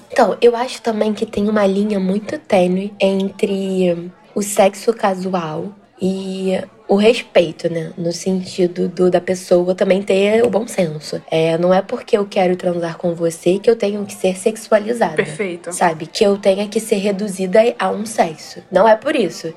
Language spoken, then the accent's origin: Portuguese; Rio de Janeiro, Brazil; accent: carioca; Eu sou aqui do Rio, mas tô sempre em Salvador.